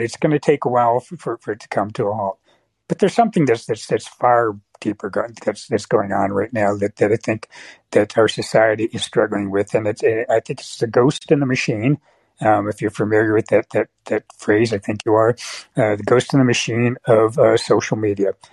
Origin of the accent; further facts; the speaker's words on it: San Francisco Bay Area, California, United States; also born or lived in Michigan; now in San Francisco, United States; I grew up in the San Francisco Bay Area